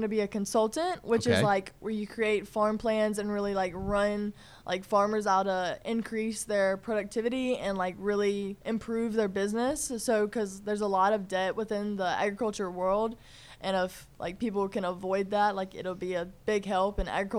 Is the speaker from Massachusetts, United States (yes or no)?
no; Georgia, United States; born there; I really love South Carolina, but I was born in Georgia and spent a lot of time in Georgia within, like, travel ball